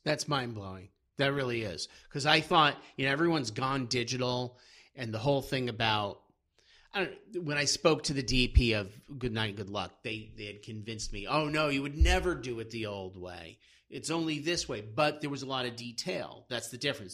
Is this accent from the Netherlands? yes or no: no; Brattleboro, Vermont, United States; I grew up in Vermont, in, in Brattleboro.